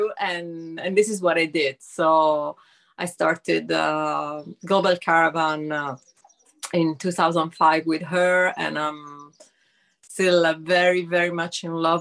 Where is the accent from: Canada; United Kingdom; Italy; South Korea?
Italy; I'm from Italy. In this moment, I'm in England, but I'm just like on holiday here.